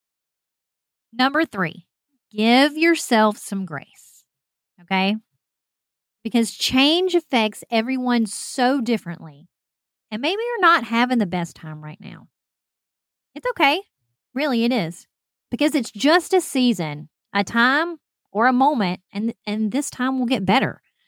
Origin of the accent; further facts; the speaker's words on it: Alabama, United States; moved away; I'm from Alabama